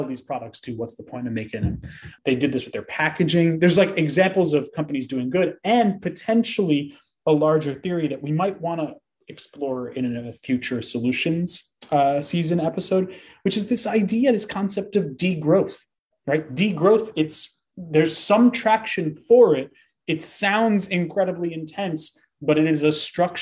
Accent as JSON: {"language": "English", "country": "United States", "said": "I am an American"}